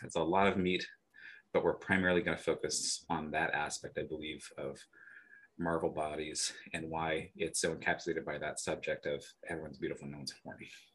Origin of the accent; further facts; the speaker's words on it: the Bay Area, California, United States; moved away as an adult; now in Milwaukee, United States; we are from the, the Bay